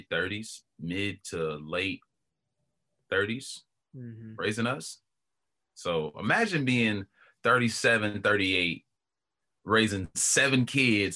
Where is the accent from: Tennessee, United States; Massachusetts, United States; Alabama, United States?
Tennessee, United States; Knoxville; also born or lived in Polk County, Florida; I was born in Florida. And somewhat raised in Florida, but the bulk of my life I've been in Knoxville.